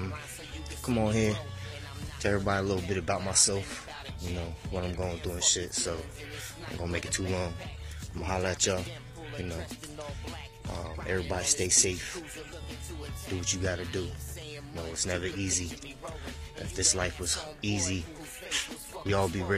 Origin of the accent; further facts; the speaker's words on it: California, United States; moved away; also born or lived in Pennsylvania / Virginia / Alabama / Georgia; being born and raised in Cali